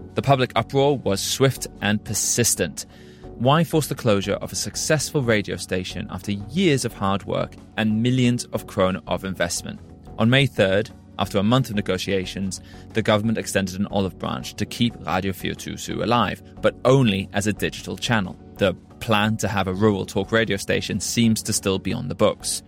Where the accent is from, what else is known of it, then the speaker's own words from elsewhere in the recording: United Kingdom; moved away as an adult; now in Denmark; I'm a British journalist